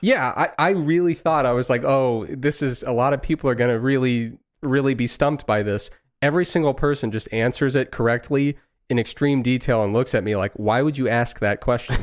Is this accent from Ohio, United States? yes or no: yes; Ohio, United States; growing up in Ohio in the nineties